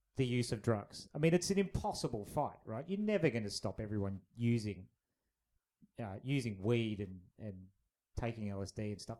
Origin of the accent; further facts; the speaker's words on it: Australia; we're both Australian